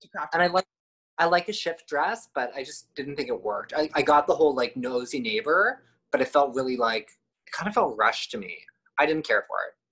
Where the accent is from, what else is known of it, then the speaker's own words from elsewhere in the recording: East Coast, United States; I'm from the East Coast